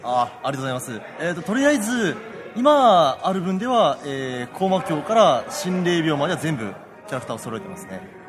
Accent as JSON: {"language": "Japanese", "region": "Saga", "country": "Japan", "tie": "born or raised there", "said": "佐賀出身"}